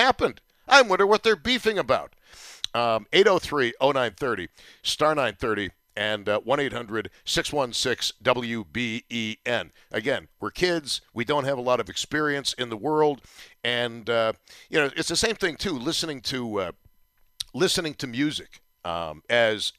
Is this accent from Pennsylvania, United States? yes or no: no; Buffalo, New York, United States; you knew you were growing up in Buffalo